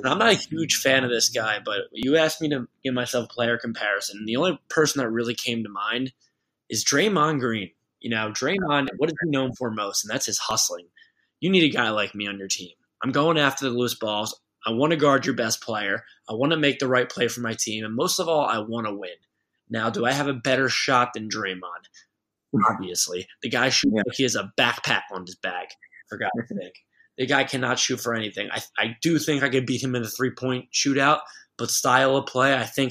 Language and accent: English; right outside of Philadelphia, Pennsylvania, United States; I grew up right outside of Philadelphia.